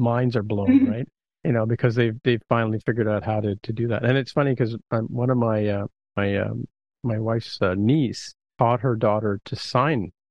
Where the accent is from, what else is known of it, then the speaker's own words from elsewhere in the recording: Canada; I'm Canadian